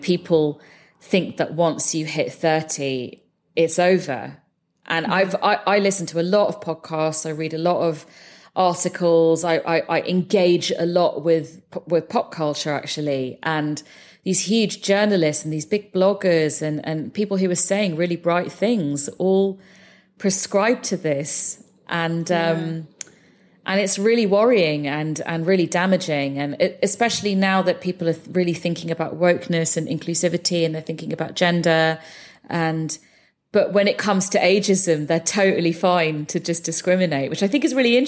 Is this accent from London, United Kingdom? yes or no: yes; London, United Kingdom; So I was born and brought up in London. My parents were immigrants who came over from India in the 70s.